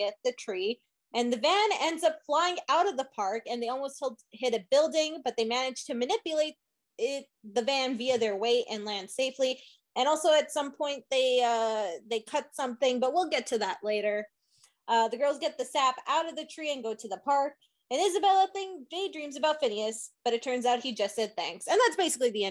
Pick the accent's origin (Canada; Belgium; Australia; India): Canada; the one Canadian idiot